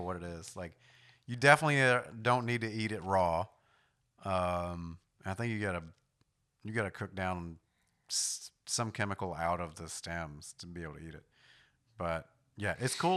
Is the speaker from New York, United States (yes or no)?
yes; New York, United States; moved away; I grew up in New York to an extent